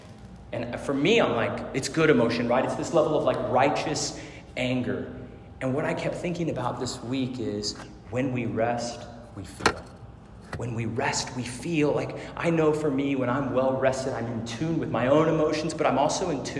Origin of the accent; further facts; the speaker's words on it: Arizona, United States; I grew up in Arizona, so this is like the north edge of Phoenix